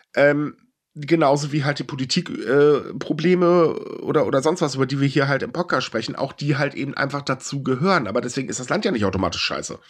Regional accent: Germany; ich bin Deutscher

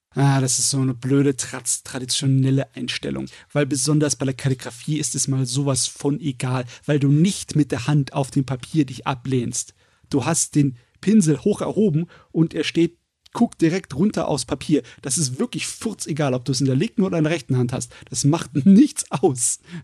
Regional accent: Germany; wir sind Deutsche

